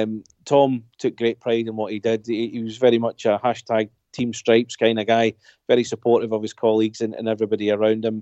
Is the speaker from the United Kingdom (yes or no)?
yes; East Kilbride, Scotland, United Kingdom; now in Ayrshire, United Kingdom; I'm not from Ayr. I'm actually from a town called East Kilbride, but I moved down here.